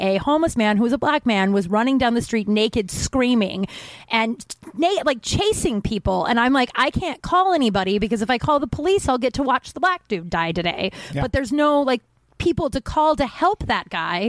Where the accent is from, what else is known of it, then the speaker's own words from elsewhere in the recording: Littleton, Colorado, United States; I'm from Littleton, where the guys who wrote South Park is.